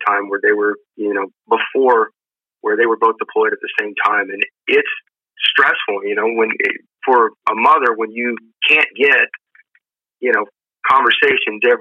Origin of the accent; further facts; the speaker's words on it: South Arkansas, United States; the two cousins that we grew up with in South Arkansas